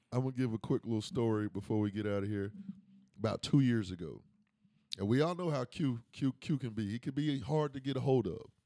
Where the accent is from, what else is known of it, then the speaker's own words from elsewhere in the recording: Jacksonville, Florida, United States; I'm from Jacksonville